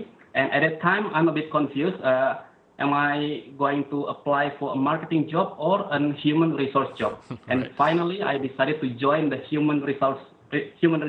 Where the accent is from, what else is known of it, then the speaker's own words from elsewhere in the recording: North Sumatra, Indonesia; moved away as an adult; also born or lived in Jakarta, Indonesia; now in Singapore; I was born and raised in Indonesia. So I was born in an island called Sumatra, yeah, in North Sumatra